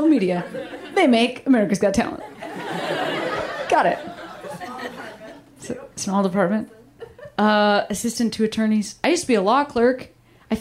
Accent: Midwest, United States; I'm from the Midwest.

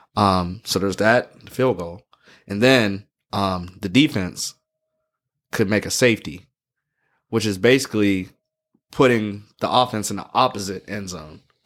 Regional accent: Pittsburgh, Pennsylvania, United States; I'm from Pittsburgh

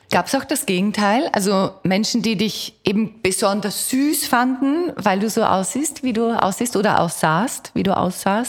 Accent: Austria; now in Vienna, Austria; ich bin zum Beispiel am Land aufgewachsen

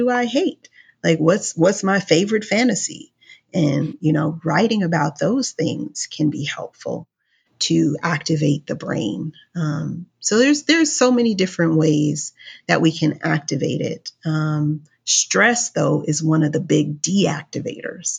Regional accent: Los Angeles, California, United States; I'm from Los Angeles. I live in Los Angeles

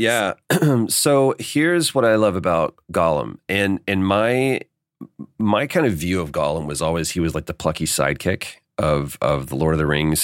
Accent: Dallas, Texas, United States; moved away as an adult; now in Los Angeles, United States; grew up in Dallas

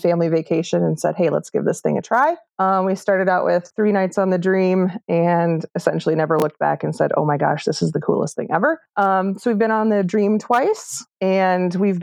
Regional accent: Midwest, United States; I grew up in the Midwest and I'm still living there

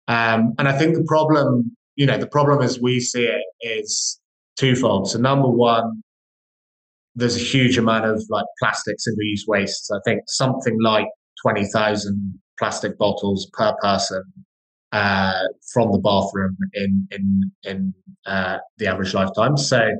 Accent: Scotland, United Kingdom; now in London, United Kingdom; I grew up in fact, both my business partner and I grew up in Scottish countryside. So despite the lack of accent, so we kind of have a bit of an appreciation for the nature.

